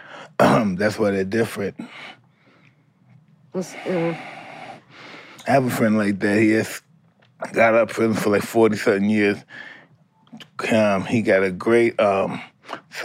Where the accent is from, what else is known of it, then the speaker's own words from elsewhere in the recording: New York City, New York, United States; not Brownsville, but Bed-Stuy